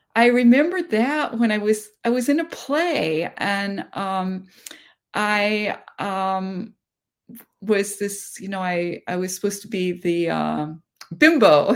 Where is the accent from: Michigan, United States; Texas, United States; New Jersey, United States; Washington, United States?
Washington, United States; Seattle; I was born in Seattle, Washington, not far from where I live now